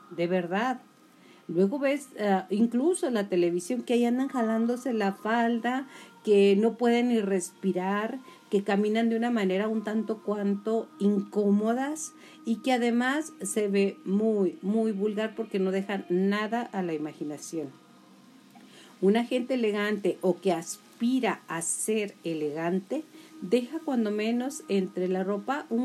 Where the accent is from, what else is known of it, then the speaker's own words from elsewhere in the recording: Julimes, Chihuahua, Mexico; now in Chihuahua, Mexico; ya sabe que yo soy de Julimes y que esto está transmitiéndose desde Chihuahua, Chihuahua.